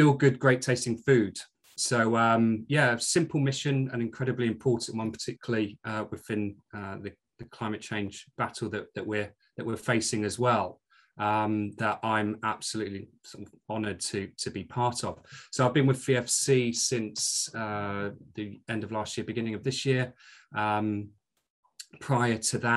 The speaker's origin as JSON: {"language": "English", "town": "Maidstone", "region": "South East England", "country": "United Kingdom", "tie": "born or raised there", "also_born_or_lived": "Glasgow", "accent": "Scottish", "moved": "as an adult", "lives_now": "York, United Kingdom", "said": "after moving down from Glasgow as a baby, I grew up in Kent and spent the first 21, 22 years of my life in Maidstone in Kent, and then moved to York after university."}